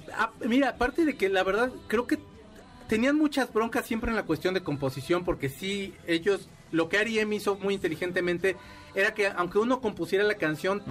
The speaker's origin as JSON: {"language": "Spanish", "country": "Mexico", "said": "la primera vez que salí de México, ya estaba yo bien anciano"}